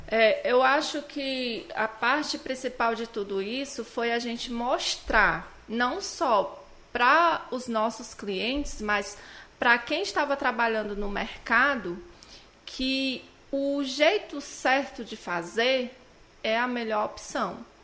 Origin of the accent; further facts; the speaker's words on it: Quixeramobim, Ceará, Brazil; also born or lived in Quixadá; now in Baturité, Brazil; sou natural de Quixadá, mas morei a maior parte da minha vida em Quixeramobim. Meus pais moram em Quixeramobim